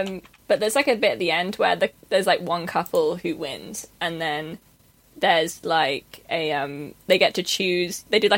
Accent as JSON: {"language": "English", "country": "United Kingdom"}